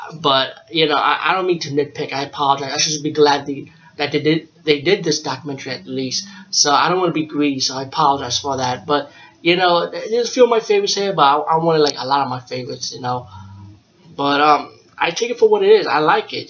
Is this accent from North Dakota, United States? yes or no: no; New York, United States; I'm from New York